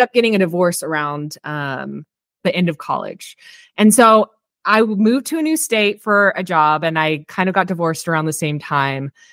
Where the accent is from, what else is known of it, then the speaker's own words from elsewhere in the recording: Texas, United States; moved away as an adult; also born or lived in Austin, Texas / Bakersfield, California; I'm actually from Texas originally